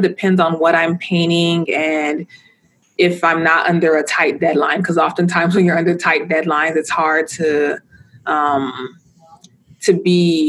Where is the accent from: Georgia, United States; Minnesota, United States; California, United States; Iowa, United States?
California, United States; Los Angeles; growing up in South Central Los Angeles